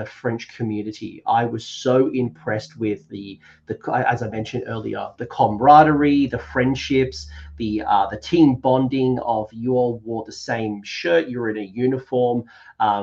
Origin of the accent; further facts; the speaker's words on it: Australia; as an Australian